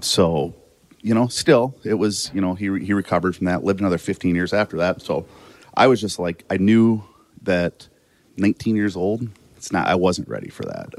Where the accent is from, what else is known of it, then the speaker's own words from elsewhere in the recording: Watertown, South Dakota, United States; I grew up in Watertown, South Dakota